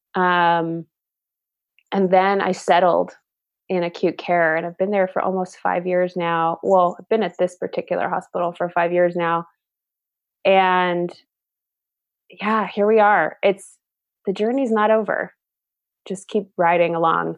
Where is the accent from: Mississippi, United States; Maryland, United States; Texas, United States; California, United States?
California, United States; Southern; I'm originally from Southern California